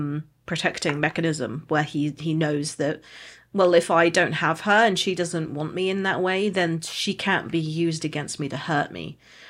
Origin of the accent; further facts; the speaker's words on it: United Kingdom; I'm a Brit